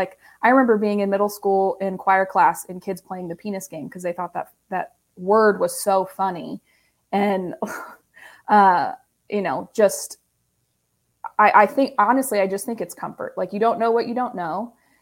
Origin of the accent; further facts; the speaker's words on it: Ohio, United States; now in Indiana, United States; I'm originally from Ohio